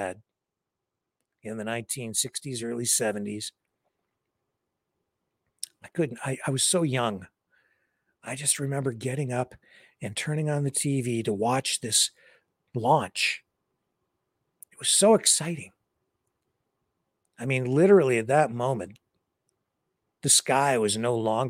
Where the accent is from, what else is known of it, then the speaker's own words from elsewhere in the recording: Southwestern Ontario, Canada; I grew up in Southern Ontario, Southwestern Ontario